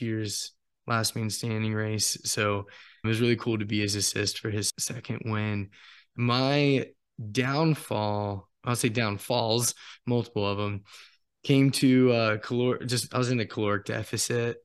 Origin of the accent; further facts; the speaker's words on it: Apex, North Carolina, United States; Apex, North Carolina